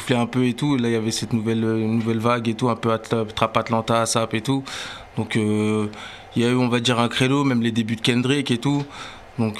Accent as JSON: {"language": "French", "town": "Sevran", "region": "Île-de-France", "country": "France", "said": "on vient de Sevran, c'était en 2011"}